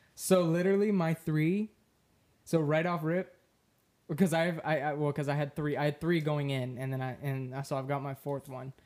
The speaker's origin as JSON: {"language": "English", "region": "Florida", "country": "United States", "said": "I'm from Florida"}